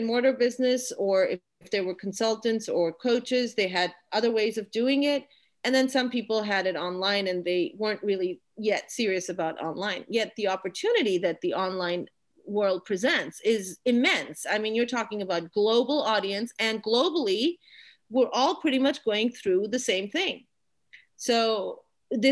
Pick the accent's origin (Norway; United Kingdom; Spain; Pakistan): Pakistan; moved away as an adult; also born or lived in Austin, Texas, United States; I'm a Pakistani woman. I was born and raised here.